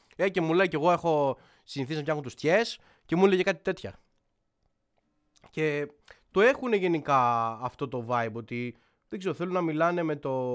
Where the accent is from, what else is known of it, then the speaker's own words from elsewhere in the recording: Athens, Attica, Greece; εγώ είμαι Αθηναίος, έτσι, 100% ε, και εννοώ ρε παιδί μου ότι είμαι άνθρωπος της πόλης, της περιοχής μου.